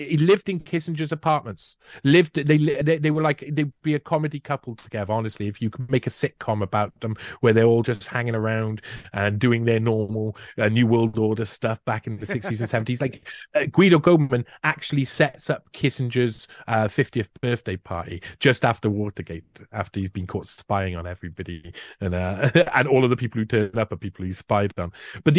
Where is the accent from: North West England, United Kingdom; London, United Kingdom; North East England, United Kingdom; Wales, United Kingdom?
Wales, United Kingdom; I feel it being a Welshman. I feel Celtic.